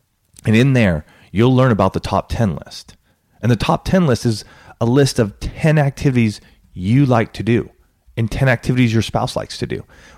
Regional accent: Banning, California, United States; growing up in Banning, California, where I remember as a sixth grader.

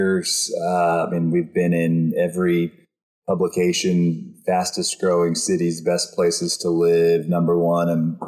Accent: Austin, Texas, United States; I grew up and I was born and raised in Austin

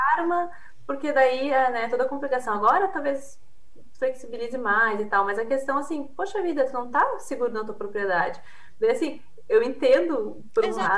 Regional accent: Rio Grande do Sul, Brazil; accent: gaúcho (Rio Grande do Sul); also born or lived in Queensland, Australia; Eu tô no Rio Grande do Sul, né? Deve ter notado pelo, pelo meu sotaque.

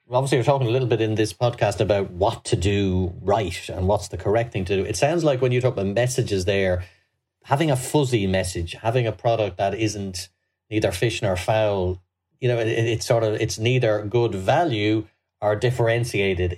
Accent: Ireland

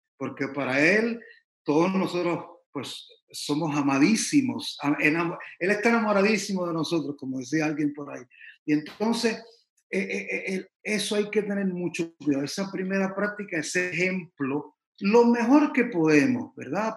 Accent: San Juan, Puerto Rico; now in Miami, United States; Yo soy originalmente de San Juan de Puerto Rico, la isla preciosa del Mar Caribe. Eh, aquí estoy en Miami hace como alrededor de 30 años ya

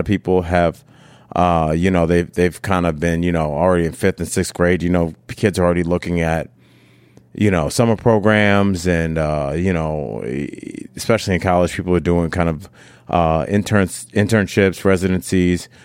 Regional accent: Cleveland, Ohio, United States; moved away as an adult; also born or lived in Miami, Florida; now in Denver, United States; I'm from Cleveland, Ohio, born and raised

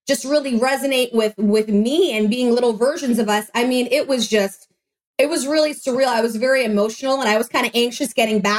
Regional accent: New York City, New York, United States; moved away; also born or lived in Orlando, Florida; the only person out of Manhattan, New York, because I'm from New York.

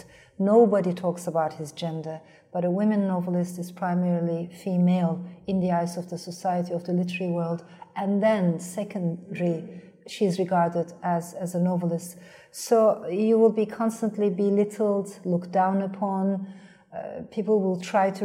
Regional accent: Turkey; first language Turkish; English is a second language; moved away; I come from Turkey

